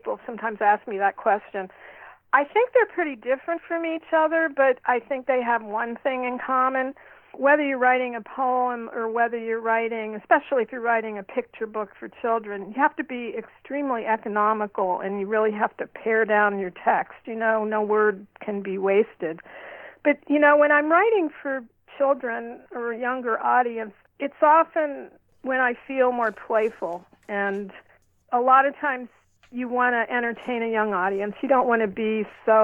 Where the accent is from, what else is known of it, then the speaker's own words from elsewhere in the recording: Ohio, United States; moved away; also born or lived in East Coast; I grew up in Ohio